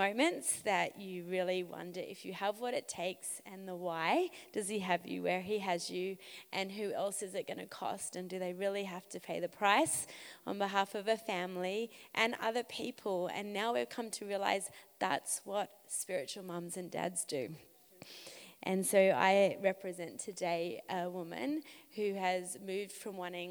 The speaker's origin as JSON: {"language": "English", "country": "Australia", "moved": "as an adult", "lives_now": "Montreal, Canada", "said": "I am an Aussie, an Australian, that has been in Montreal, Quebec for nearly 5 years"}